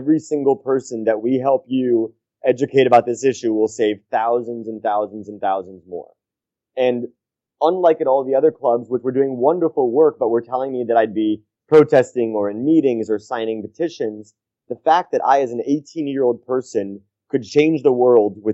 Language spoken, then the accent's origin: English; New York City, New York, United States; I grew up in New York City in the United States